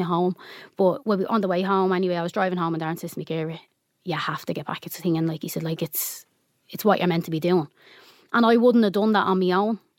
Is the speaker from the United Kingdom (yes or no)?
no; Dublin, Leinster, Ireland; also born or lived in Finglas, Dublin; I grew up mainly on the Navan Road